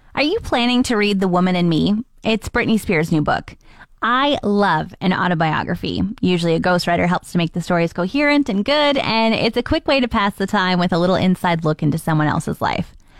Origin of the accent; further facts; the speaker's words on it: Ontario, Canada; now in Fort McMurray, Canada; I'm from Ontario